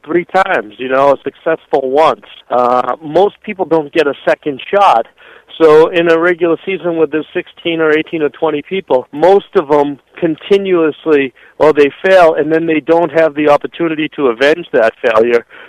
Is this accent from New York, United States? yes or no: no; Boston, Massachusetts, United States; I'm from Boston.